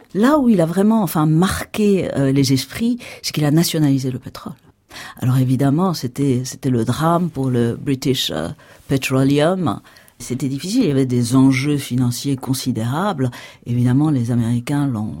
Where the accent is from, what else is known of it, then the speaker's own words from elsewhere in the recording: Iran; now in France; je suis née en Iran. Aujourd'hui, je suis entre les deux cultures.